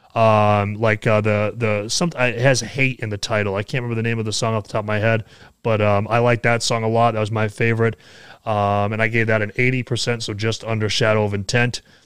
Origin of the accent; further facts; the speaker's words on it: New Hampshire, United States; here in New Hampshire, in my home state